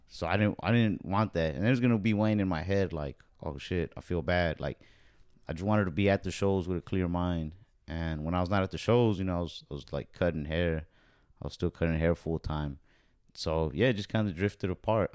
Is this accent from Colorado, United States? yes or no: no; Texas, United States; I'm here from Texas.